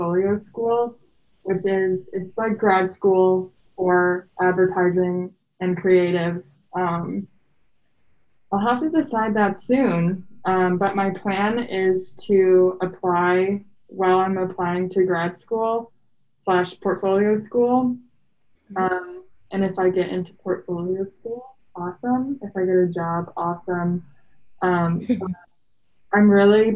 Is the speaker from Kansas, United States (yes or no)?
no; Elgin, Illinois, United States; moved away as an adult; also born or lived in Kentucky; I am from Elgin, which is about an hour west of Chicago